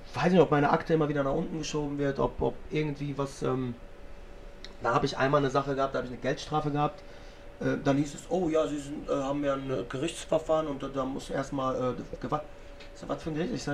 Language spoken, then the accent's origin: German; Lebanon; Und wenn ich dann persönlich meine libanesische Flagge hissen will und auch ein bisschen äh, meine